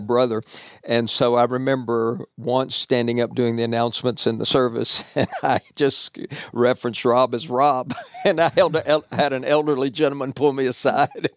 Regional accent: Nashville, Tennessee, United States; now in Murfreesboro, United States; I grew up in Nashville, born and raised

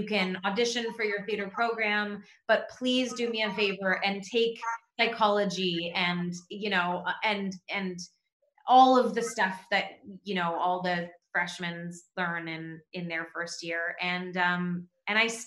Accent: Toronto, Ontario, Canada; we grew up in Toronto

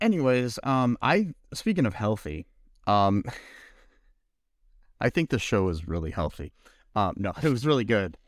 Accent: United States; we're American

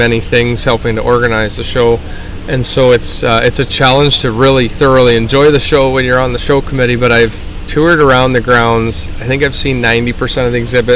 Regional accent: Glencoe, Ontario, Canada; I'm from Glencoe, Ontario, Canada

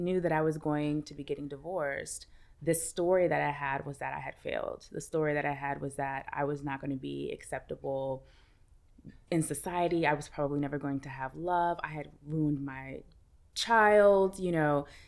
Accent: New York City, New York, United States; I'm from Brooklyn

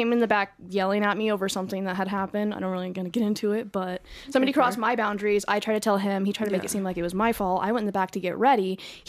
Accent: Los Angeles, California, United States; moved away as an adult; now in Las Vegas, United States; I grew up in Los Angeles and then lived in a van for a year and ended up here.

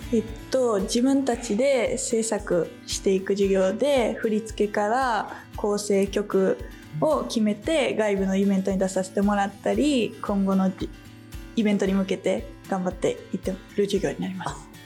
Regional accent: Kobe, Hyogo, Japan; 神戸市出身の18歳の3年生

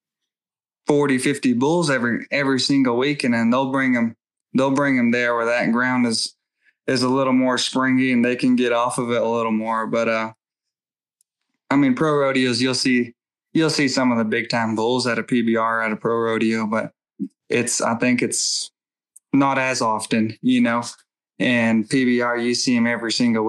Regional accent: Window Rock, Arizona, United States; I go to Window Rock, my hometown

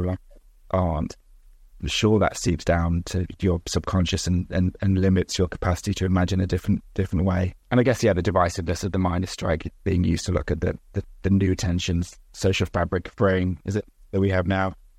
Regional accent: United Kingdom; set in my hometown, a former mining village.

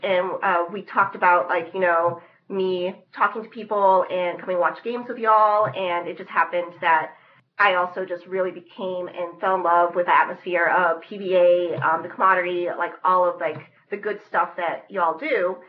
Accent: El Paso, Texas, United States; moved away as an adult; also born or lived in Dallas, Texas; now in Amherst, United States; I'm actually originally from El Paso, Texas. And I went to college in Dallas

